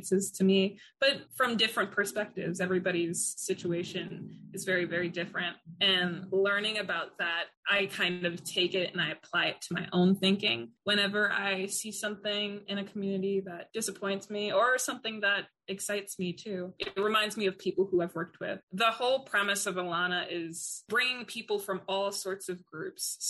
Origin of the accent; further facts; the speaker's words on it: New York City, New York, United States; moved away as an adult; I came from Queens, and I came from a predominantly Black neighborhood